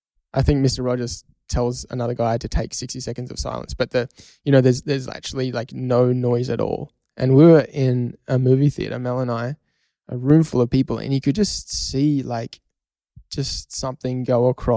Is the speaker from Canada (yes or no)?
no; Australia; We're Australian, mate.